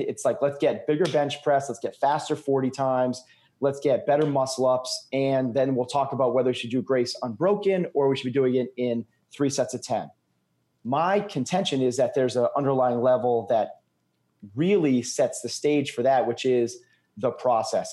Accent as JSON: {"language": "English", "region": "New England", "country": "United States", "said": "I'm from New England."}